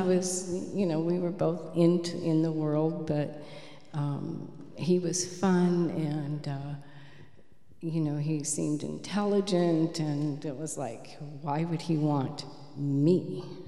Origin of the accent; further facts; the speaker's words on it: Michigan, United States; I was born in Michigan. Um, my home was very violent